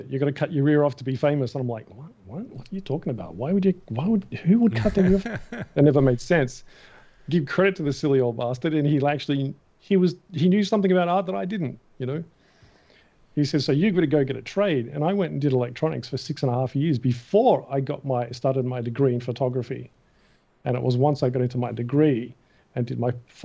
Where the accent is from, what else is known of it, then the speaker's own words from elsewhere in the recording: Australia; moved away as an adult; I'm from Australia